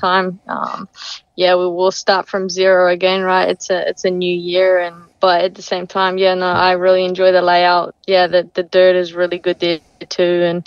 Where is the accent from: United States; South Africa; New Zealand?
New Zealand; moved away; Growing up in New Zealand